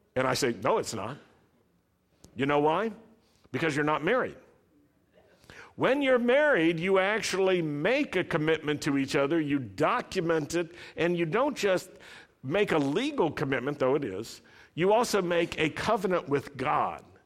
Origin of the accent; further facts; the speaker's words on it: the South, United States; I grew up in the South